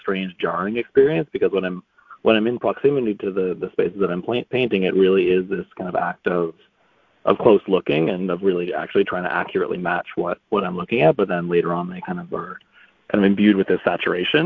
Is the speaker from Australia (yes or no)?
no; Toronto, Ontario, Canada; moved away as an adult; also born or lived in New York; now in Toronto, Canada; I grew up in Toronto